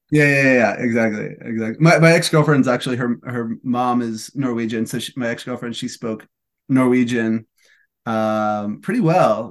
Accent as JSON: {"language": "English", "town": "Albuquerque", "region": "New Mexico", "country": "United States", "moved": "as an adult", "lives_now": "California, United States", "said": "I'm from Albuquerque, New Mexico, so I was in Albuquerque for Thanksgiving"}